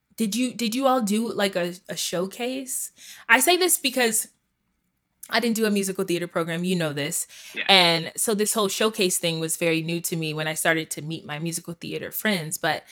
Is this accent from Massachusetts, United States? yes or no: no; Clayton County, Georgia, United States; moved away as an adult; also born or lived in Chicago; Like, because I mean, we're both from Georgia. For those of you who don't know, Travis and I grew up in Clayton County, never met each other, never knew each other.